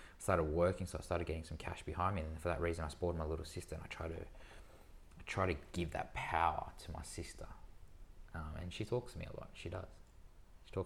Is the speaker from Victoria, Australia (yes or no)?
no; Sydney, New South Wales, Australia; I was born and raised in Sydney